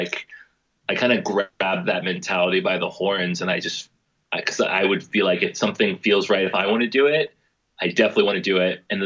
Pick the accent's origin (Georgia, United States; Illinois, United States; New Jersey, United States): Georgia, United States; Atlanta; moved away; growing up in Atlanta